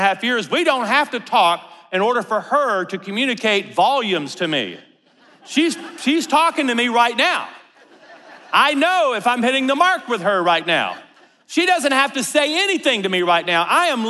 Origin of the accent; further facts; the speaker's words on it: Louisiana, United States; Now, we grew up in North Louisiana, and Amarillo, Texas is 9 hours away from all of our family and friends.